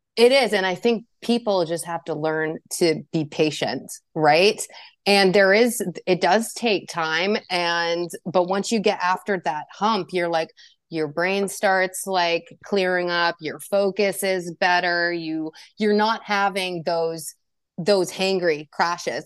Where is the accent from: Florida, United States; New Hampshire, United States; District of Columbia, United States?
New Hampshire, United States; I am from New Hampshire